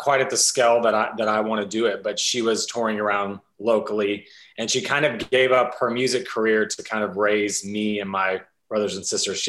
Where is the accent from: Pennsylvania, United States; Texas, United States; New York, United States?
Texas, United States; Brenham; So I grew up in Texas, really small town called Brenham. If you've ever had Bluebell ice cream, that's there.